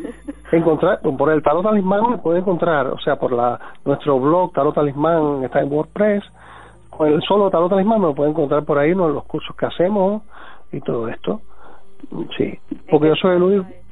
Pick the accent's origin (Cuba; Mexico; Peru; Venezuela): Cuba; moved away; yo nací en Cuba eh, en el año 57